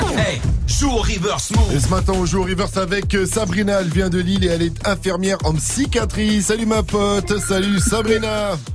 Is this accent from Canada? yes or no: no; Martinique; j'ai dit que je venais des West Indies